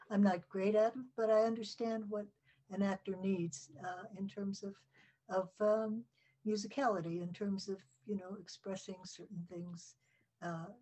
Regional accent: Salinas, California, United States; also born or lived in San Francisco; I was raised in Salinas, California

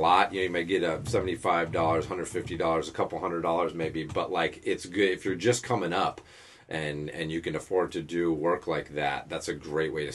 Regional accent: Western Massachusetts, United States; my older brother had some friends that had a coffee shop where we grew up in Western Mass

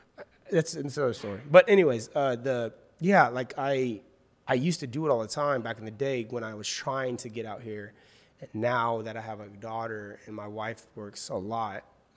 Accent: Wichita, Kansas, United States; now in Los Angeles, United States; Yeah, I'm originally from Wichita, Kansas, so got a lot of my family still there

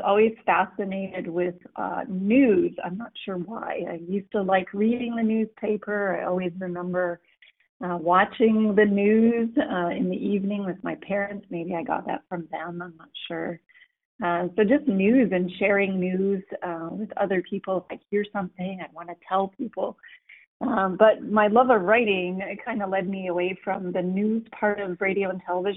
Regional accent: Calgary, Alberta, Canada; I was born in Calgary, Alberta, Canada

